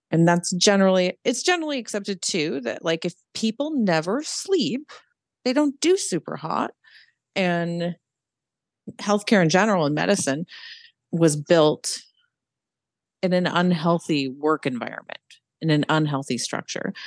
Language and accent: English; Pacific Northwest, United States; also born or lived in Utah; now in Charlotte, United States; right now, I live in Charlotte, North Carolina, and we moved here from Utah not too long ago, and I'm from the Pacific Northwest